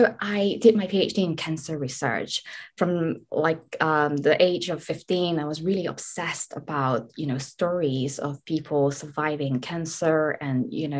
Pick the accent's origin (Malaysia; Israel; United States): Malaysia; So I come from Malaysia, where I didn't really have the means to, you know, fund myself to study abroad.